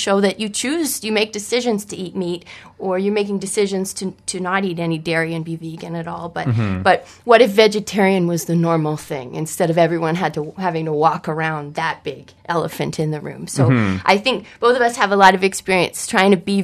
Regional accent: Edmonton, Alberta, Canada; I grew up in Edmonton

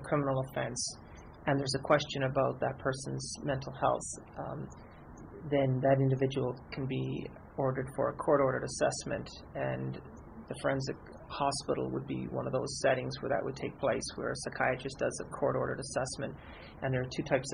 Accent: Newfoundland and Labrador, Canada; now in British Columbia, Canada; I was born and raised in Newfoundland. I moved out to BC in 93

